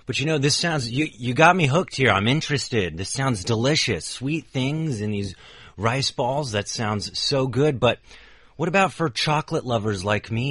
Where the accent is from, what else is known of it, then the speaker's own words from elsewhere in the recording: San Francisco, California, United States; And I remember growing up in San Francisco uh, many times, uh, you know, we have that ser- uh, area of the city called Chinatown